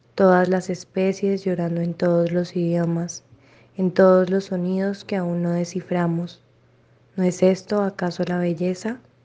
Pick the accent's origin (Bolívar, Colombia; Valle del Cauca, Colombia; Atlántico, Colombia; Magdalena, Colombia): Valle del Cauca, Colombia; Cali; soy de Cali